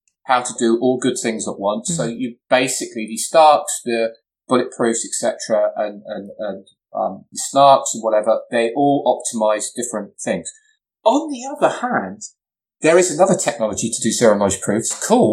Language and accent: English; England, United Kingdom; I'm English